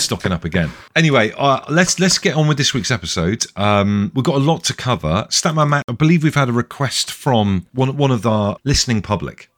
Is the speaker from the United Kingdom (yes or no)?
yes; Devon, South West England, United Kingdom; I'm from Devon